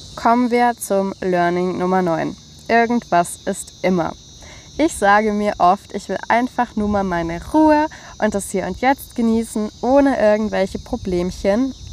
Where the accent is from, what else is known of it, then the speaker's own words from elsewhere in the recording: Germany; wir Deutschen